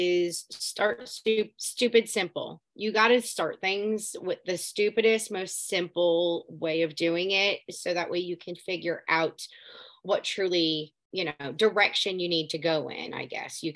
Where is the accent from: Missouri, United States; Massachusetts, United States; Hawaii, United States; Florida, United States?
Florida, United States; Southeast; moved away as an adult; also born or lived in Palm Beach County, Florida / Coral Springs, Florida; now in North Central Florida, United States; I was raised, born and raised Florida native, but I was born in Southeast Florida. And now I live in North Central Florida.